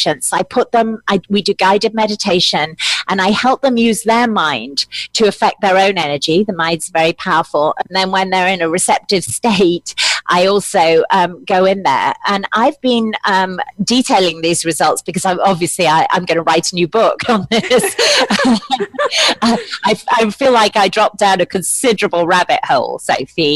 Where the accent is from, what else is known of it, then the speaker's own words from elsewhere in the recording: United Kingdom; I'm British